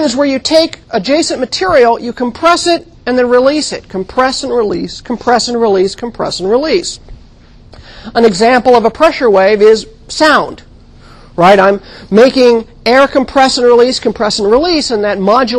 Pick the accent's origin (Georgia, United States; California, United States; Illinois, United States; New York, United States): California, United States; I grew up in California